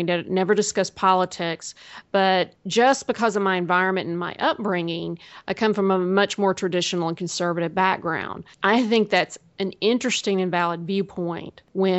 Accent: the South, United States; I'm from the South

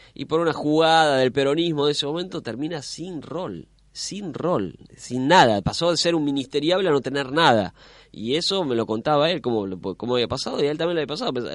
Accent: La Plata, Buenos Aires Province, Argentina; yo iba al Colegio Nacional de La Plata, soy de La Plata

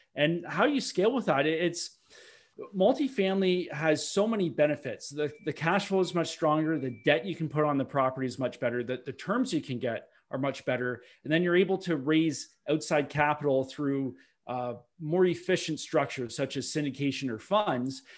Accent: Milton, Ontario, Canada; I grew up in Milton, Ontario, which is just forty minutes west of, uh, Toronto

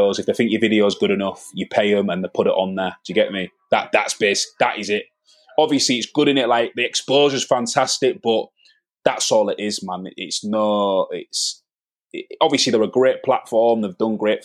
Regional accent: Hull, Yorkshire and the Humber, United Kingdom; I grew up on Norfolk in the 90s

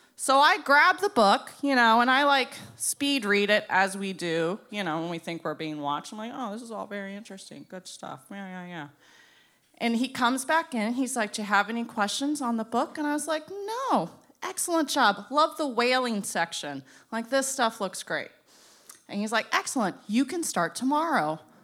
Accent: Boca Raton, Florida, United States; I'm from Boca Raton.

